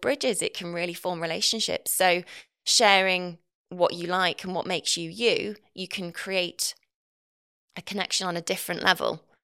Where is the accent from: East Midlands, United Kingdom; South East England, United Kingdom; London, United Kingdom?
East Midlands, United Kingdom; Nottinghamshire; accent: Northern; moved away; I'm from Nottinghamshire originally